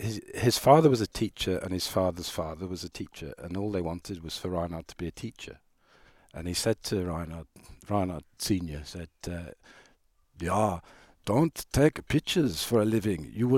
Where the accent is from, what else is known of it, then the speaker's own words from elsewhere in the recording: Ireland; So road racing was very much, you know, I'm Irish, and that's part of the culture there.